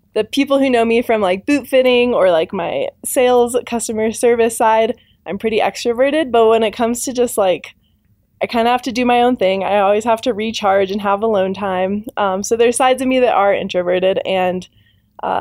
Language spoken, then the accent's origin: English; Santa Fe, New Mexico, United States; also born or lived in Albuquerque, New Mexico; I grew up in Santa Fe, New Mexico.